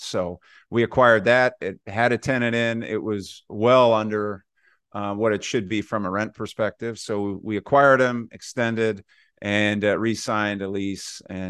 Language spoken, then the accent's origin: English; Chicago, Illinois, United States; now in St. Paul, United States; Chicago, Illinois.